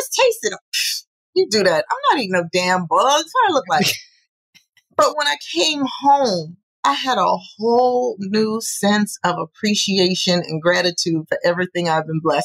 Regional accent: New York City, New York, United States; I'm from New York.

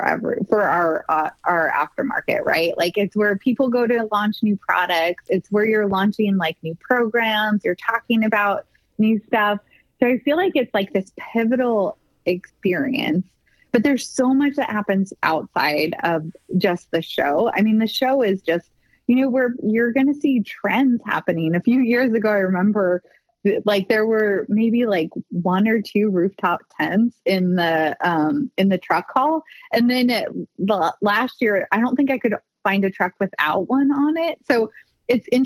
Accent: United States; As an American

